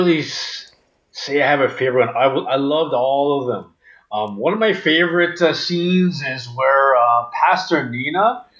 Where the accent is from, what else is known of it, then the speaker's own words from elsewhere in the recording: Orillia, Ontario, Canada; my sister and I, we grew up in a town called Orillia